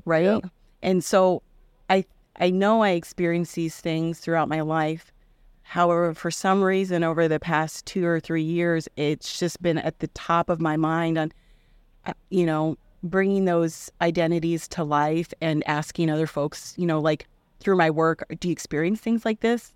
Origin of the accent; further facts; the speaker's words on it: Indianola, Iowa, United States; I grew up in Indianola, Iowa